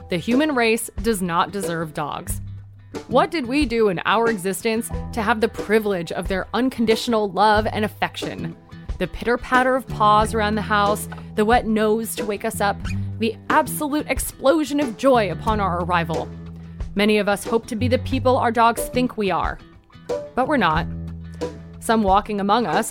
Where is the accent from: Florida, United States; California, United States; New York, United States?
California, United States; Coachella Valley; moved away as an adult; now in Los Angeles, United States; I was born and raised in the Coachella Valley